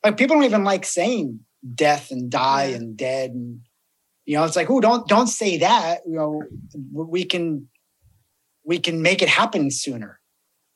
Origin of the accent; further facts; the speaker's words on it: New Jersey, United States; I'm from New Jersey.